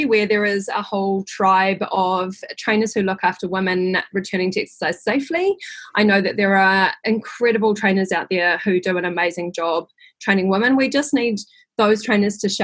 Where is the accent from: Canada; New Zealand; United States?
New Zealand; also born or lived in London, United Kingdom; I'm a Kiwi